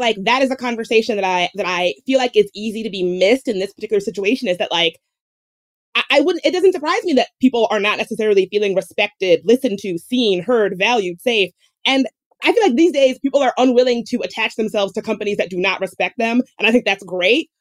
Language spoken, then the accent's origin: English; the South, United States; I grew up in the South